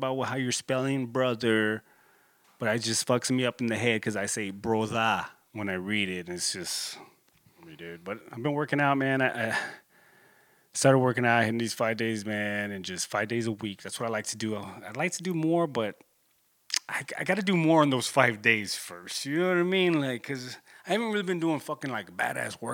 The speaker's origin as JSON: {"language": "English", "town": "Corpus Christi", "region": "Texas", "country": "United States", "tie": "born or raised there", "said": "my hometown, you know, I'm in Corpus Christi, 361"}